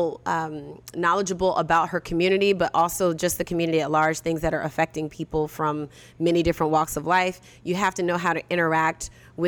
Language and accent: English; Orlando, Florida, United States; I'm from Orlando